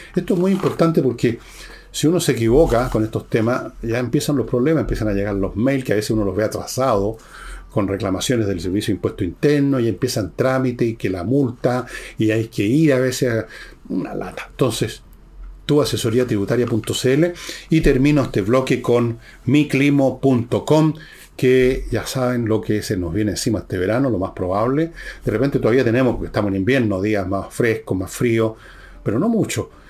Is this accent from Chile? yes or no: yes; Chile; como muchos chilenos